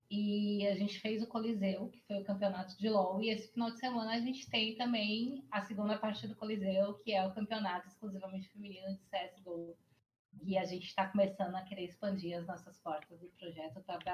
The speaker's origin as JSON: {"language": "Portuguese", "town": "Salvador", "region": "Bahia", "country": "Brazil", "tie": "born or raised there", "also_born_or_lived": "Porto Seguro, Brazil", "lives_now": "São Paulo, Brazil", "said": "Eu sou nascida em Salvador, criada uma parte em São Paulo, a outra parte em Salvador morei em Porto Seguro, voltei para Salvador"}